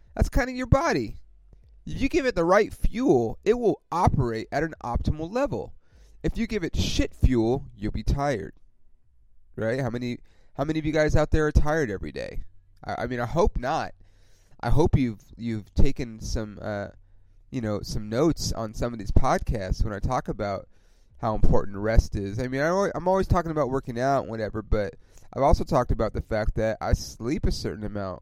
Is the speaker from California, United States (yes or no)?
yes; Ontario, California, United States; also born or lived in East Los Angeles, California / Upland, California / San Bernardino, California / Corona, California; I grew up in Ontario, California, which if you don't know where that is, it's about 40 miles outside